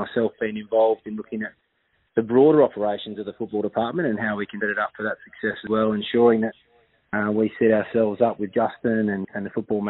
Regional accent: Swan Valley, Western Australia, Australia; it was a bit of a country life growing up in the Swan Valley as a kid

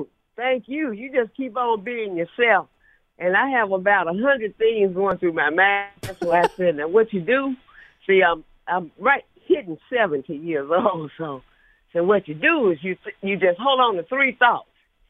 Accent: Memphis, Tennessee, United States; now in Dallas, United States; She took me to the airport in Memphis. See, I'm in Dallas, but I came from Memphis.

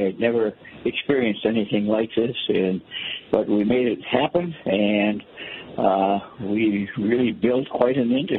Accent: Detroit, Michigan, United States; I was born in Detroit, in the city, went to Cass Tech.

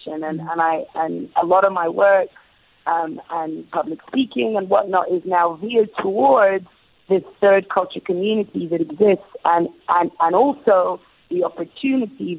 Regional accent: England, United Kingdom; I also grew up in England. I was born and raised in the UK

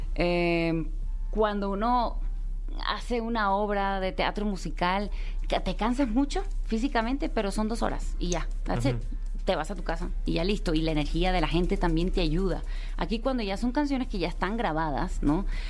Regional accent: United States; estaba y me crié en los Estados Unidos

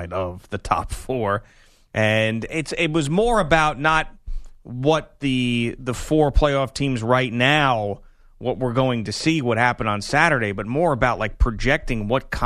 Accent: New York, United States; growing up in New York, where there isn't a consensus college football team

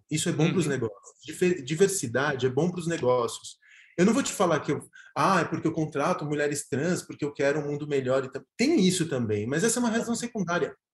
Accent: Argentina; Portuguese is a second language; now in São Paulo, Brazil; É, eu sou argentino, mas cidadão paulistano.

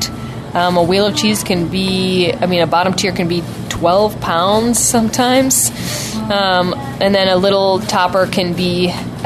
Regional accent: Wisconsin, United States; I'm from Wisconsin

